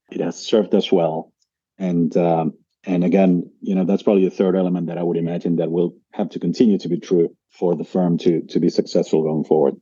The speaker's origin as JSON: {"language": "English", "country": "Argentina", "tie": "born or raised there", "also_born_or_lived": "United States / Brazil / Australia", "moved": "as an adult", "said": "I was born and raised in Argentina originally"}